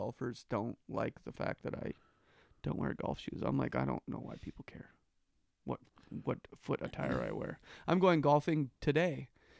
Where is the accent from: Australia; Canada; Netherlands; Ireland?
Canada; That's one of our natural resources as a Canadian.